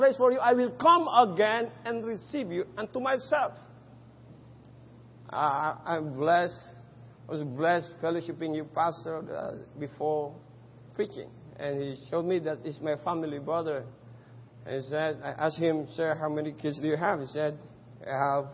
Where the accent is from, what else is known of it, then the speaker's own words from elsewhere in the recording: Philippines; English is a second language; moved away as an adult; now in Cambodia; they thought I'm not a Filipino until I spoke our own dialect